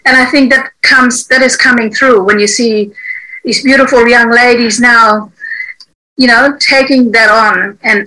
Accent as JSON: {"language": "English", "town": "One Arm Point", "region": "Western Australia", "country": "Australia", "tie": "born or raised there", "also_born_or_lived": "Derby, Western Australia / Sunday Island"}